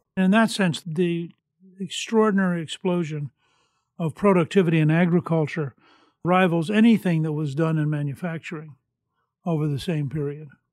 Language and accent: English; Harrisburg, Pennsylvania, United States; I was born in Harrisburg